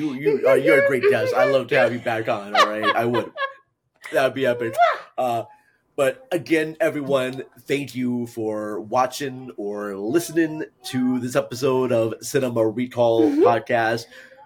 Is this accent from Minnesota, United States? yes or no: yes; Minnesota, United States; In my head, I'm trying to do a Minnesota accent, but it's not like, good night, governor. I'm from Minnesota.